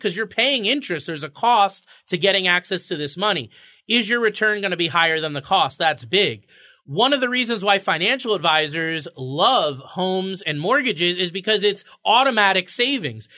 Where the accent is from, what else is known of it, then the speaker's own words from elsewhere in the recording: Florida, United States; now in Connecticut, United States; I grew up in Florida